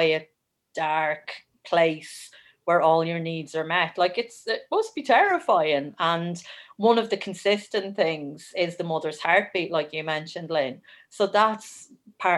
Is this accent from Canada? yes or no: no; Wexford, Leinster, Ireland; now in Kildare, Ireland; I'm originally from Wexford and I live in Kildare.